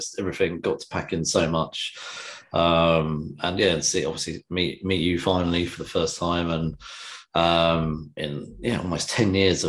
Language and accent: English; England, United Kingdom